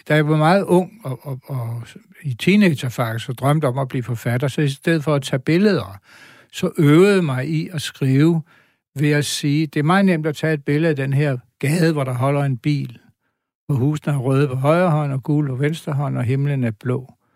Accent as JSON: {"language": "Danish", "town": "Bogense", "region": "Southern Denmark", "country": "Denmark", "tie": "born or raised there", "moved": "yes", "said": "Bogense er min barndomsby."}